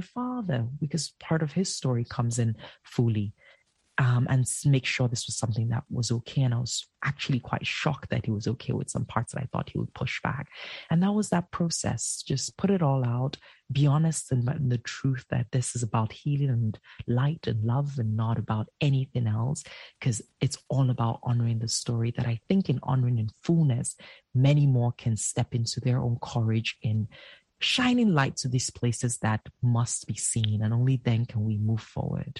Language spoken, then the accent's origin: English; Nigeria; I am from that culture. I am Nigerian